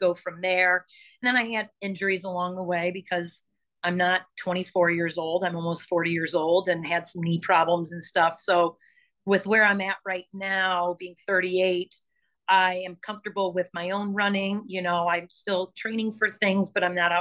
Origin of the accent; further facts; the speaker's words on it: Chesterton, Indiana, United States; I'm from Chesterton, and Crown Point is just like down the highway